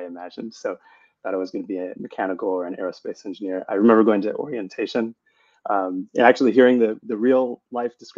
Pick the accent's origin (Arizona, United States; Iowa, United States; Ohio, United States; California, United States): Arizona, United States; Tucson; moved away as an adult; also born or lived in Seattle / Bay Area; I grew up in Tucson, Arizona